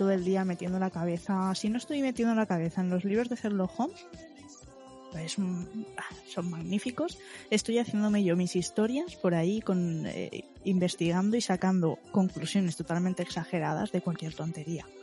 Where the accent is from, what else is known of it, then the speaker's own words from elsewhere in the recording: Valencian Community, Spain; yo también soy valenciana y vivo en ah, Valencia.